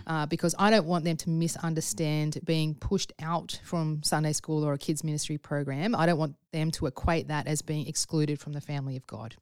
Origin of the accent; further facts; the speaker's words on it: Sydney, New South Wales, Australia; my experience growing up in Sydney